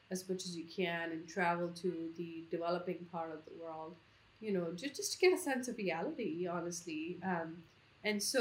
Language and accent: English; India; I'm born and raised in India.